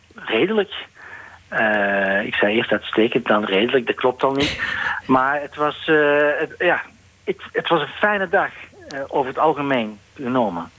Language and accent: Dutch; Belgium; voor mij als Belg